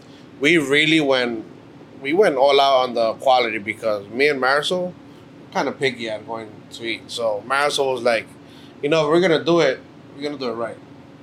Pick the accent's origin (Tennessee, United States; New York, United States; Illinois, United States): New York, United States; New York City; we're originally from Mexico, our parents. We're born and raised in New York. She's originally from Brooklyn. I'm from Queens.